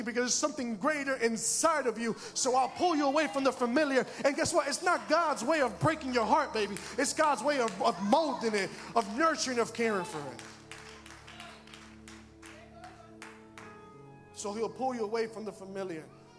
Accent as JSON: {"language": "English", "town": "Bridgeport", "region": "Connecticut", "country": "United States", "tie": "born or raised there", "said": "I live in Bridgeport. I work in Bridgeport. And I grew up in Bridgeport most of my life."}